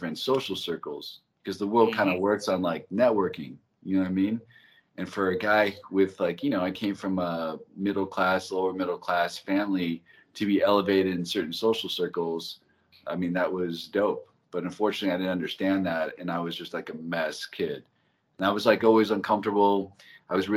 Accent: Los Angeles, California, United States; also born or lived in Santa Monica; I was born in Santa Monica Hospital. I was raised in the Valley

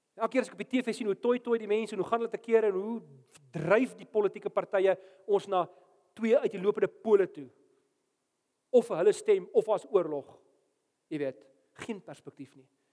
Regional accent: South Africa; ek's 'n Afrikaner dominee wat in Afrika bly

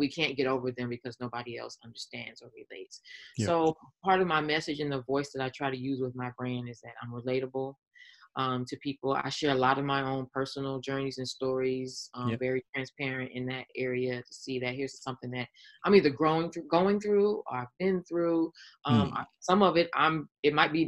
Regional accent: Los Angeles, California, United States; born and raised on the West Coast, LA Cali girl

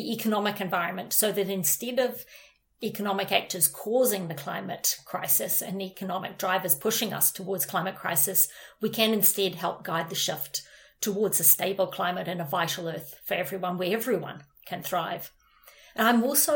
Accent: New Zealand; moved away; I am from New Zealand, maybe because I'm from such a little country

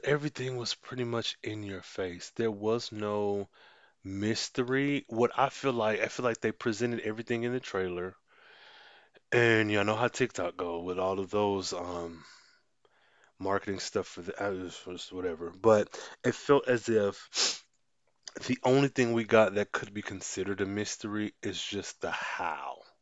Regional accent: United States; being black American, being the culture that I was raised

